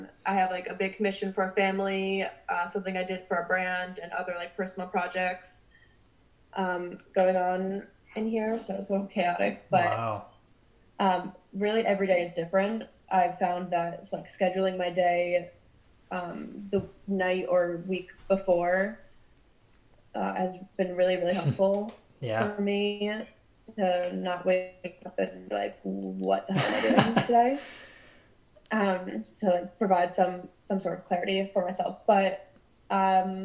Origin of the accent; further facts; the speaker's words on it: New Jersey, United States; moved away as an adult; also born or lived in Vermont; now in Brooklyn, United States; I grew up in New Jersey. So all my home friends are back in New Jersey